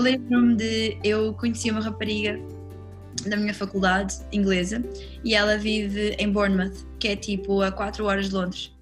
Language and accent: Portuguese; Lisbon, Portugal; also born or lived in London; eu sou lisboeta, vivi cá, tipo, a minha vida inteira